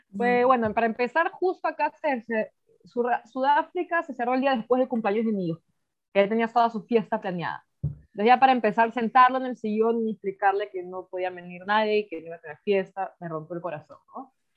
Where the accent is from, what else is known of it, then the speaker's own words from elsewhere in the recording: Peru; moved away as an adult; now in South Africa; yo también como ahí peruana, un restaurante yo chambeé duro